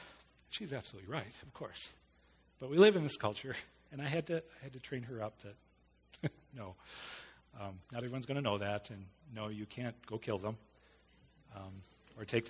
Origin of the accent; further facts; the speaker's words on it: United States; an American male